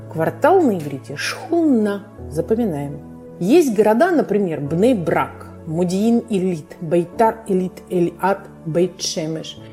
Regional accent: Moscow, Russia; now in Israel; Я сама из Москвы

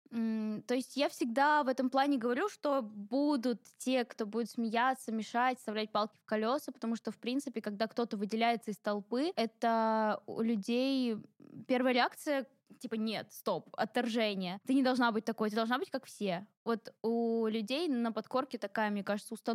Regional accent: Ingushetia, Russia; Да, я из кавказской семьи, я ингушка, и у нас очень-очень-очень строгие традиции.

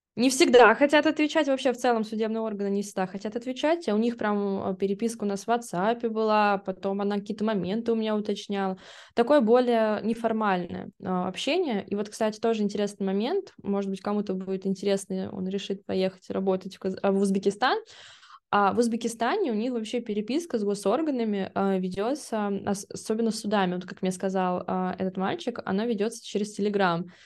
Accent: Russia; Я была одна из России

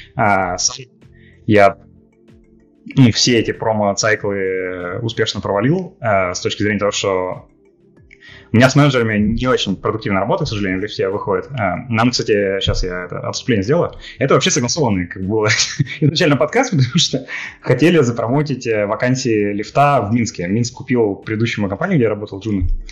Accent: Russia; moved away; also born or lived in Minsk, Belarus; я же из России

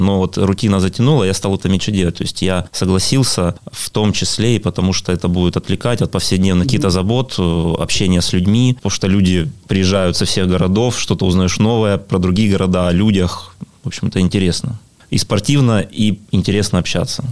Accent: Pyatigorsk, Stavropol Krai, Russia; Я родился в Пятигорске, коренной пятигорчанин

